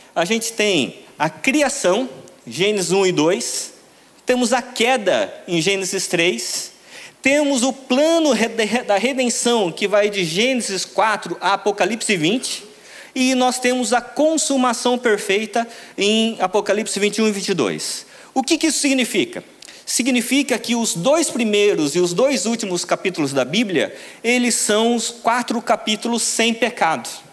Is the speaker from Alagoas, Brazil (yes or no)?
no; São Paulo, Brazil; Eu vim de São Paulo para cá com a expectativa de ver o sol da Bahia